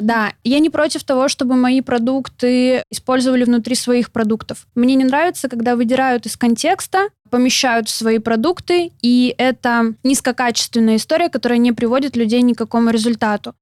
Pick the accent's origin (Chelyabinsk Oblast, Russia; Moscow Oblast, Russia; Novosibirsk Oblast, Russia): Novosibirsk Oblast, Russia; Novosibirsk; moved away as an adult; also born or lived in Samara; Я родилась в Новосибирске, и там же закончила школу с золотой медалью